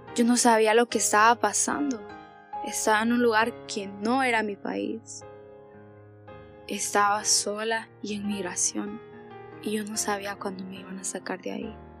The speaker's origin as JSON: {"language": "Spanish", "town": "Danlí", "region": "El Paraíso", "country": "Honduras", "said": "tengo 18 años y soy de Danlí"}